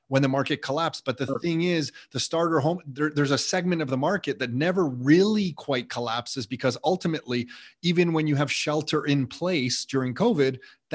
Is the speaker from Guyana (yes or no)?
no; Mississauga, Ontario, Canada; when I grew up in Mississauga